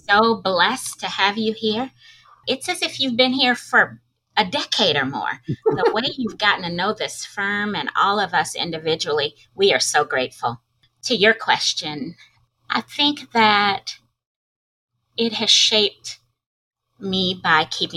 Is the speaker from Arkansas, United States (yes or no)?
yes; Arkansas, United States; accent: Southern drawl; also born or lived in St. Louis, Missouri / Los Angeles, California; she brought 5 kids back to Arkansas, where both of my parents are from, and hence my Southern drawl